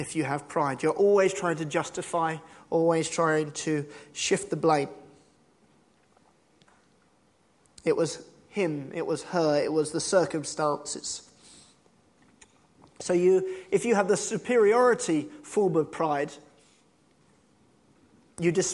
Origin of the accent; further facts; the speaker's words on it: United Kingdom; we're British and we're very humble